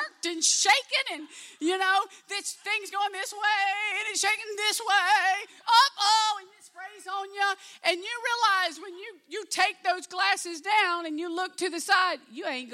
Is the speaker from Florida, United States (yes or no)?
yes; Live Oak, Florida, United States; also born or lived in Albany, Georgia; I grew up in Live Oak.